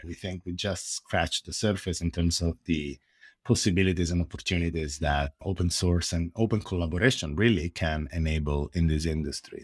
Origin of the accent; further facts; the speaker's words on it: Italy; accent: Italian; English is a second language; now in San Francisco, United States; As you can probably hear from my accent, I am Italian, but I'm based in the Silicon Valley.